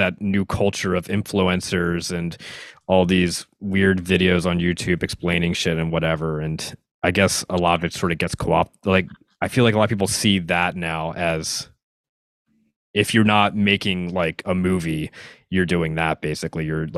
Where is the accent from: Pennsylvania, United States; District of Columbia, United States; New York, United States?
Pennsylvania, United States; Philadelphia